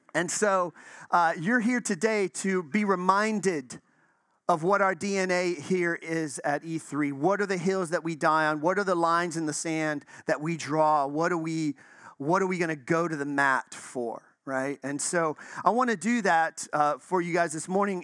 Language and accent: English; Chicago, Illinois, United States; now in Florida, United States; I'm from Chicago.